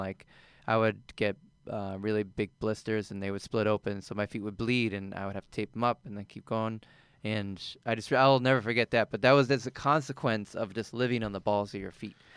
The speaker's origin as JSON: {"language": "English", "region": "East Coast", "country": "United States", "also_born_or_lived": "Colorado", "moved": "as an adult", "said": "I'm originally from the East Coast"}